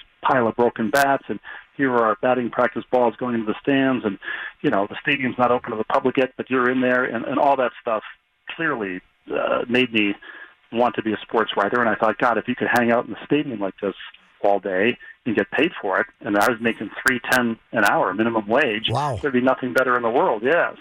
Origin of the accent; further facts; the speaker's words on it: Bloomington, Minnesota, United States; moved away; I grew up in Bloomington